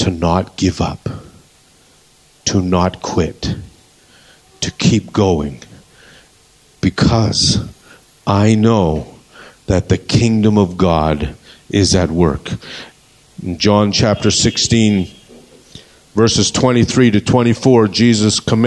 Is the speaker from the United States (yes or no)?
no; Canada; moved away; We come from Canada